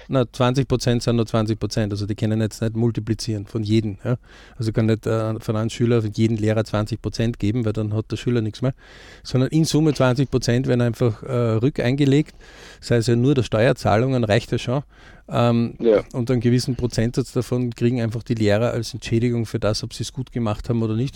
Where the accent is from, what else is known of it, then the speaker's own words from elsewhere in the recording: Austria; bei uns in Österreich